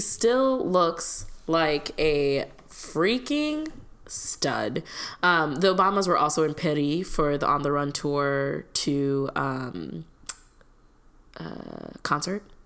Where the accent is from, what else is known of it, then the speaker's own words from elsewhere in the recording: India; now in United States; I grew up in India